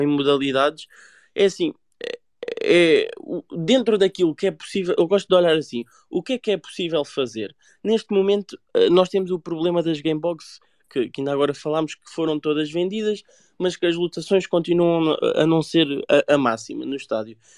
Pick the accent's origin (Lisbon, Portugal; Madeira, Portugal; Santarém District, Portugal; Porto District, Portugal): Lisbon, Portugal; Mafra; Eu sou de Mafra